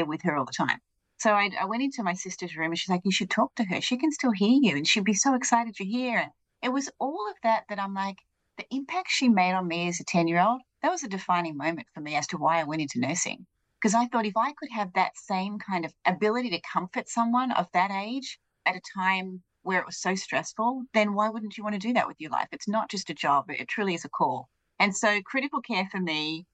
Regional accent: Australia; now in United States; I'm not from the United States. I grew up in Australia

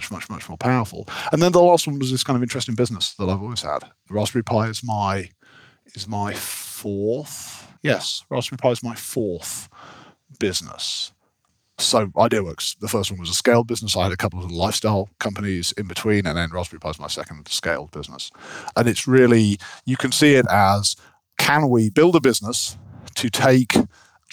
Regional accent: near Leeds, Yorkshire and the Humber, United Kingdom; moved away; also born or lived in Cambridge; we grew up near Leeds up in Yorkshire

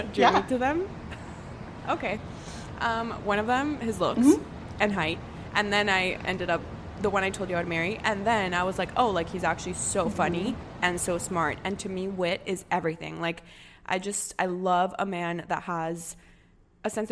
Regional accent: United States; coming from a Hispanic family and then, but growing up in the States, going to college in the States

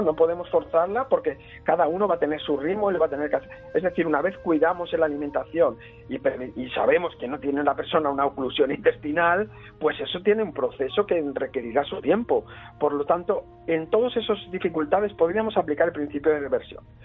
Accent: Spain; en mi infancia en España, cuando tenía 13 o 14 años

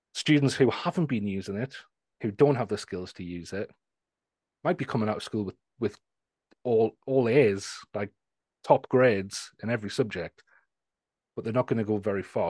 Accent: Newcastle, North East England, United Kingdom; I'm from the, the north of England, near Scotland, um, in a place called Newcastle

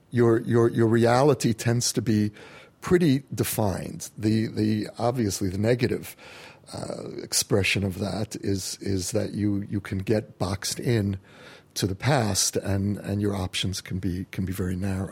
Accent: United States; now in Jerusalem, Israel; as an American Jew who came home

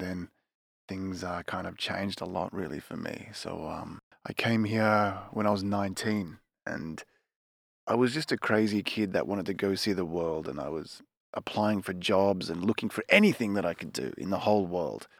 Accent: Melbourne, Victoria, Australia; moved away as an adult; also born or lived in Nelson Bay, New South Wales; now in Tokyo, Japan; I'm Australian. Um, I was born in Melbourne, and, uh, when I was a teenager, my family moved to a small little coastal town called Nelson Bay.

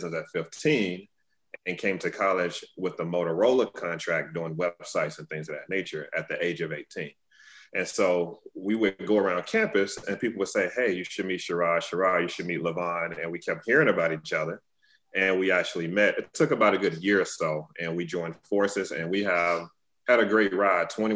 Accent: Tuscaloosa, Alabama, United States; I'm from Tuscaloosa, Alabama, originally

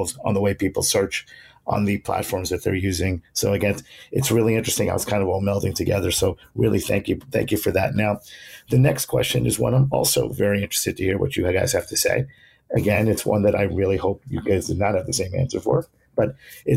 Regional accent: New York City, New York, United States; my hometown

